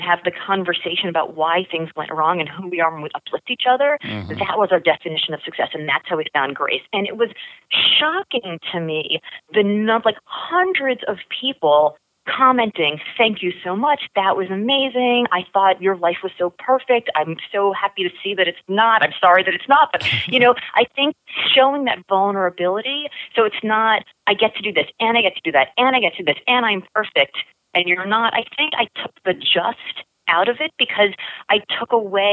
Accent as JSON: {"language": "English", "town": "Miami", "region": "Florida", "country": "United States", "tie": "born or raised there", "said": "I grew up in Miami in the 80s"}